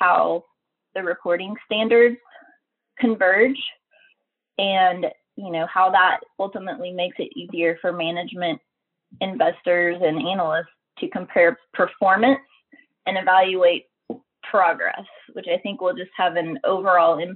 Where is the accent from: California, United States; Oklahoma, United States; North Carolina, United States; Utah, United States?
Oklahoma, United States; I grew up in Oklahoma, where we have a lot of oil and gas in our state.